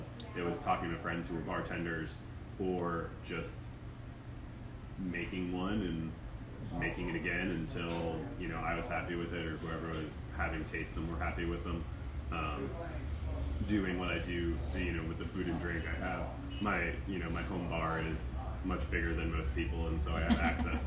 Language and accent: English; New Jersey, United States; moved away as an adult; also born or lived in New York City; now in Greenville, United States; I grew up in New Jersey